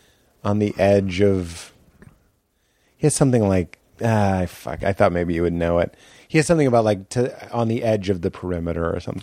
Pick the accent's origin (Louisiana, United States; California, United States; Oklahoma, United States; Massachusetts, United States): Massachusetts, United States; Boston; I'm from Boston. What a fucking nightmare.